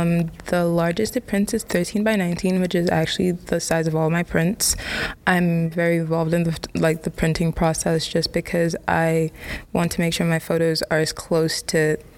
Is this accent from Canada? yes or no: no; Ghana; English is a second language; now in London, United Kingdom; I'm a senior in Monmouth College. That question's a bit complicated. I'm from Ghana, but I currently live in London.